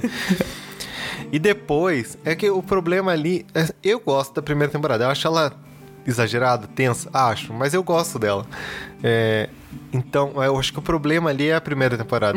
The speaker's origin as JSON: {"language": "Portuguese", "town": "Curitiba", "region": "Paraná", "country": "Brazil", "said": "eu sou aqui de Curitiba"}